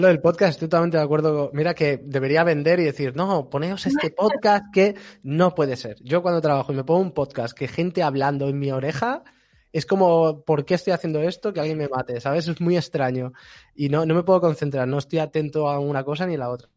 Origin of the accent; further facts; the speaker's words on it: Barcelona, Catalonia, Spain; yo soy catalán de Barcelona